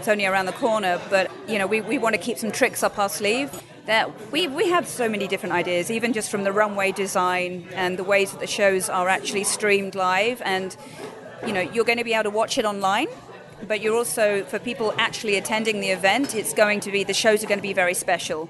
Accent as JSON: {"language": "English", "country": "United Kingdom", "moved": "yes", "lives_now": "Montreal, Canada", "said": "I'm British"}